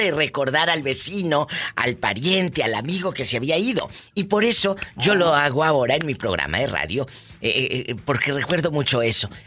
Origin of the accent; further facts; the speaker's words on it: Oaxaca, Mexico; Eh, yo soy de México, de Oaxaca.